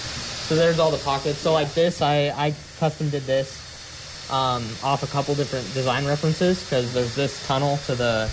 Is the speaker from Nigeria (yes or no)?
no; Phoenix, Arizona, United States; now in Sitka, United States; because I was born and raised in Phoenix